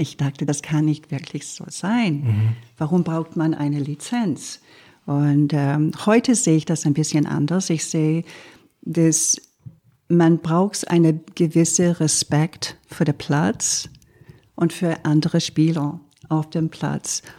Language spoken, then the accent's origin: German; Quebec, Canada; German is a second language; now in Germany; ich als Kanadierin